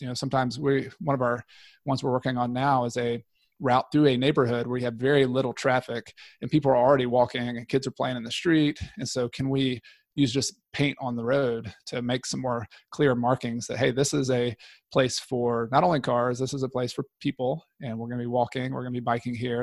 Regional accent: Newnan, Georgia, United States; moved away as an adult; now in Clemson, United States; I'm from Noonan, Georgia, originally, right outside of Atlanta

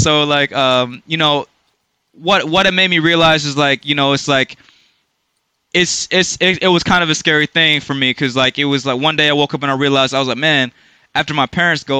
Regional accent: Durham, North Carolina, United States; now in Washington, D.C. metropolitan area, United States; here I came, Durham, North Carolina, 1992

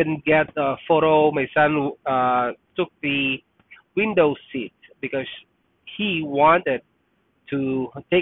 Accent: Philippines; moved away as an adult; also born or lived in Toronto, Canada; now in Canada; I was born there. I lived there for more than 20 years

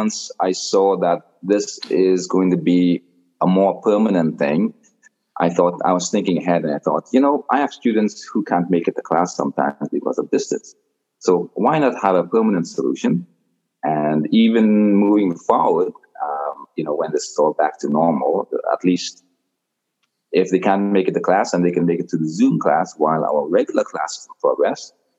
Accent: Trinidad & Tobago; now in Toronto, Canada; I grew up in Trinidad, in a small village in Trinidad.

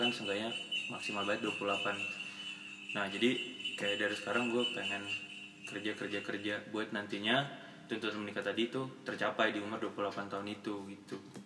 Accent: Makassar, South Sulawesi, Indonesia; gue juga dari Makassar

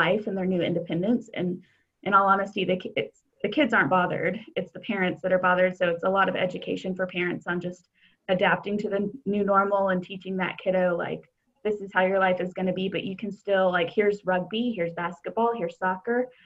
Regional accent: Arlington, Texas, United States; also born or lived in St. Petersburg, Florida / Chicago; I am from the Dallas-Fort Worth area, grew up in Arlington

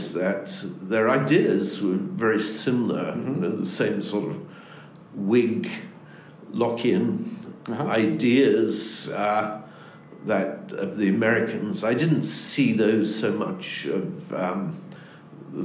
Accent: United Kingdom; moved away as an adult; also born or lived in New York / Oxford; now in United States; I'm originally from Britain. I gave it away. I grew up there

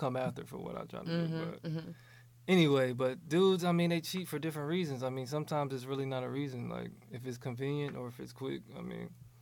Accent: Virginia Beach, Virginia, United States; moved away as an adult; now in Los Angeles, United States; I'm from Virginia Beach. I just moved out here to LA like 2 years ago

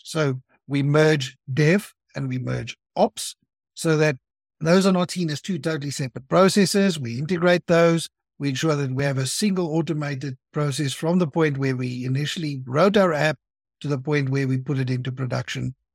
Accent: South Africa; I'm from South Africa. I live there. I have been there all of my life.

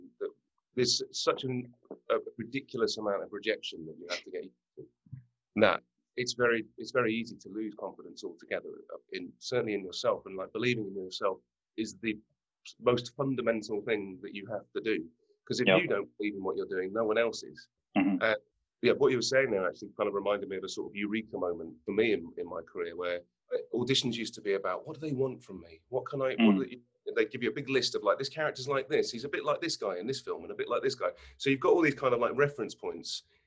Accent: United Kingdom; moved away; As British actors

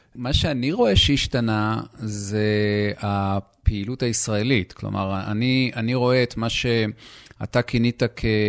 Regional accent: Israel; אנחנו כישראלים

